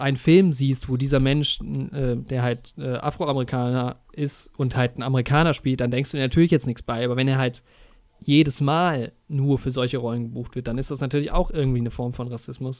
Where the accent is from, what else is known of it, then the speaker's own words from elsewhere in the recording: Germany; bei uns in Deutschland